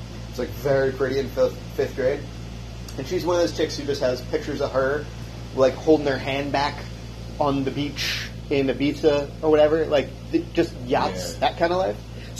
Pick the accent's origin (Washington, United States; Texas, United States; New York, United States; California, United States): New York, United States; Rochester; also born or lived in Key West, Florida; I grew up poor as fuck. But when I was in fifth grade, I moved from Key West to Rochester.